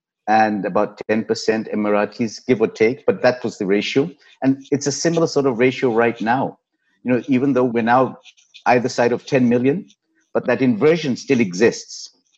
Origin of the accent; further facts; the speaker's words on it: Nigeria; moved away as an adult; also born or lived in United Kingdom; now in Dubai, United Arab Emirates; My late parents were from Pakistan. I grew up in African Nigeria, then went to the UK for higher education, then joined the Japanese in the UK.